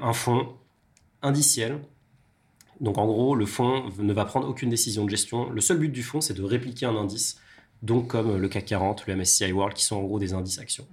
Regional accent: Chambéry, Auvergne-Rhône-Alpes, France; c'est ma ville natale. Alors la première, c'est ma ville natale, c'est mm. Chambéry.

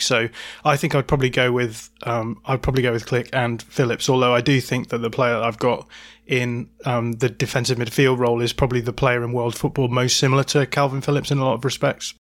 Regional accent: Bradford, Yorkshire and the Humber, United Kingdom; now in Lancashire, United Kingdom; I'm a true Yorkshireman, I'll have you know. I was born in the Bradford Royal Infirmary, no less.

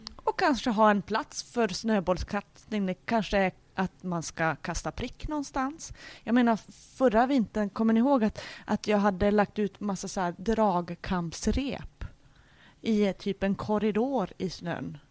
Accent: Norrland, Sweden; jag är ju från Norrland och där har vi mycket vinterlek

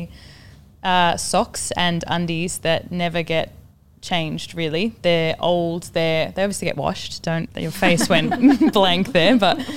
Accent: Melbourne, Victoria, Australia; now in London, United Kingdom; I'm from Melbourne

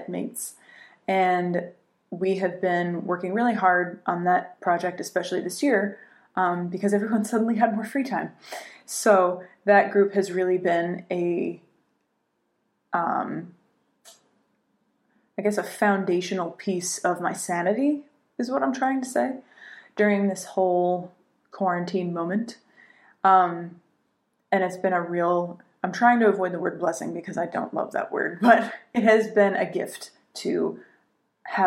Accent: Connecticut, United States; moved away as an adult; also born or lived in Sarajevo, Bosnia; now in New York, United States; I'm from Connecticut

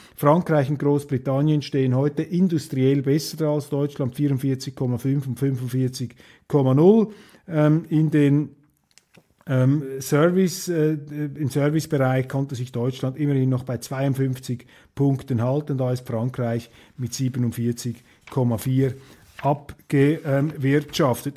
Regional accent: Switzerland; als Schweizer

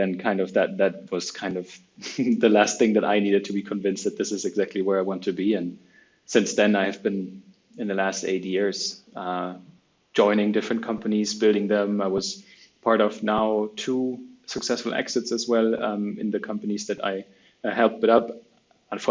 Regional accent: Cologne, North Rhine-Westphalia, Germany; I'm originally from Germany, from Cologne.

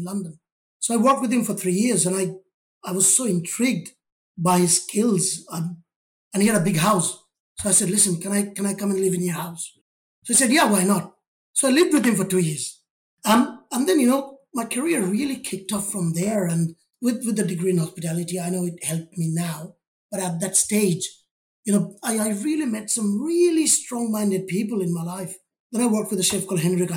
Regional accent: India; moved away as an adult; now in United Kingdom; I was born in India, grew up in a family

